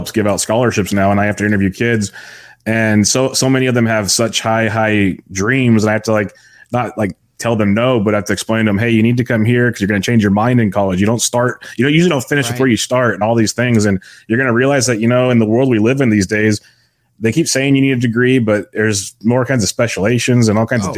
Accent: Woodland, California, United States; I grew up in Woodland, California, a small town outside of Sacramento

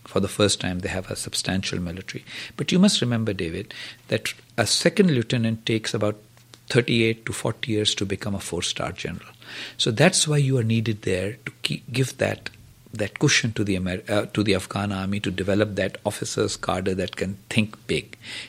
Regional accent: Pakistan; I'm a Pakistani.

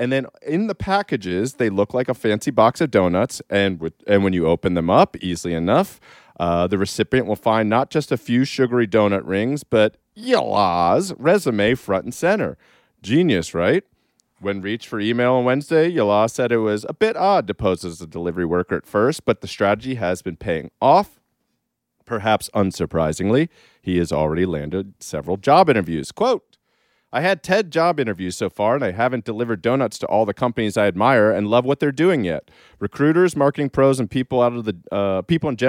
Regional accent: Maryland, United States; moved away; I'm from Maryland

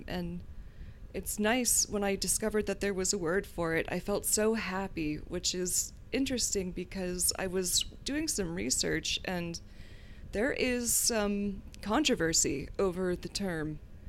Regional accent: the South, United States; but I grew up in the South, so that was not something that I could really explore, or so I thought.

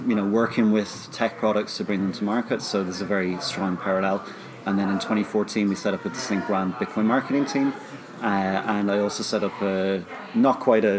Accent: Dublin, Leinster, Ireland; I'm from Dublin here, I want to stay here.

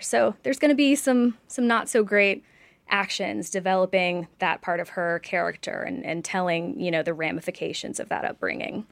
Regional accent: Oxford, Mississippi, United States; I grew up in Oxford, Mississippi, which did not have a comic book store

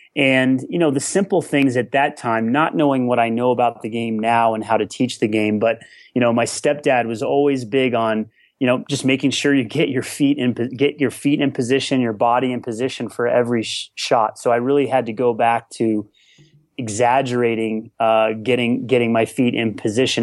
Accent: Colorado, United States; growing up in Colorado, high altitude

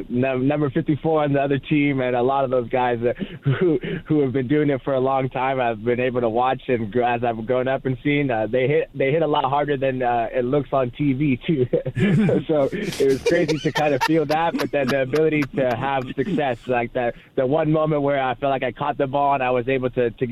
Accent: Provo area, Utah, United States; moved away as an adult; also born or lived in Las Vegas, Nevada; now in Los Angeles, United States; I was born in Las Vegas, but went to high school right next to Provo. So grew up in BYU's backyard

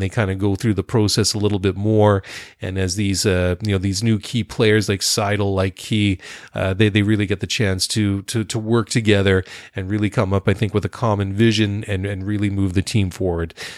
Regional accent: Canada; Being Canadian

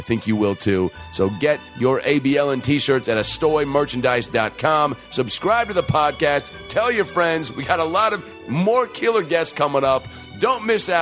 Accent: Seattle, Washington, United States; Seattle, Washington, my hometown

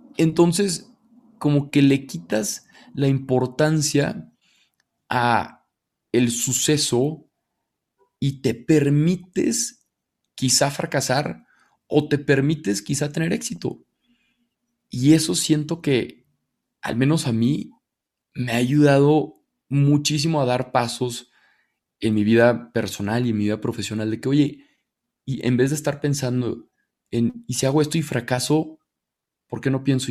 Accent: Torreón, Coahuila, Mexico; moved away as an adult; also born or lived in Monterrey; now in Mexico City, Mexico; Yo soy de Torreón, me fui a Monterrey a estudiar, llevo ocho años viviendo allá.

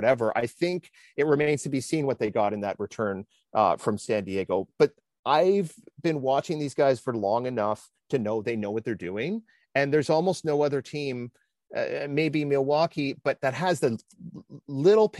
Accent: Canada; as a Canadian

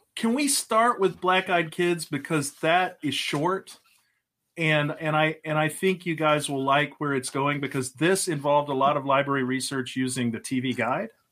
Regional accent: Lubbock, Texas, United States; now in Pennsylvania, United States; I grew up in Texas, uh, lived the early part of my life out near Lubbock in the middle of nowhere.

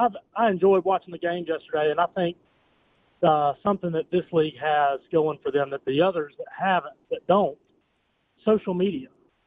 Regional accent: Birmingham, Alabama, United States; I'm from Birmingham

